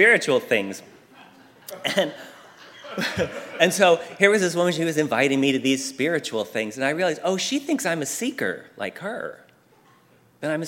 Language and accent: English; Pennsylvania, United States; now in Southern California, United States; all the years I grew up in Pennsylvania